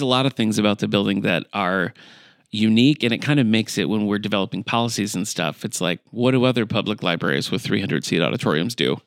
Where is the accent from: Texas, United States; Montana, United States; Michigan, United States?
Michigan, United States; Battle Creek; moved away; I'm originally from Michigan, from Battle Creek, Michigan